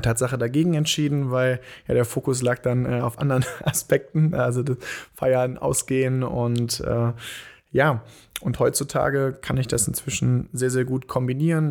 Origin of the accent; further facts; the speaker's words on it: Bonn, North Rhine-Westphalia, Germany; wir kommen ja hier aus Bonn, wohnen hier